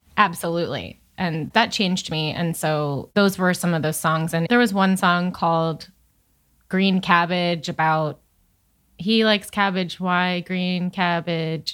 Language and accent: English; Chatham, New York, United States; also born or lived in Hoboken, New Jersey; I'm from Chatham